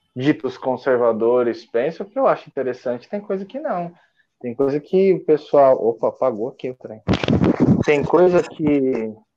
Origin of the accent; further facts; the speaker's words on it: São Paulo, Brazil; É da região da onde eu nasci, lá em São Paulo, lá da Zona Norte.